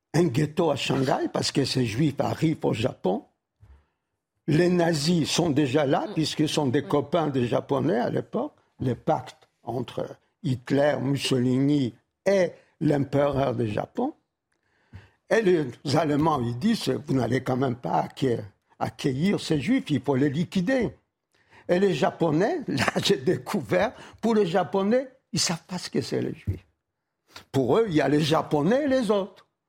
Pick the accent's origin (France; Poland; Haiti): Poland; Warsaw, Masovian Voivodeship; moved away; Varsovie, ma ville natale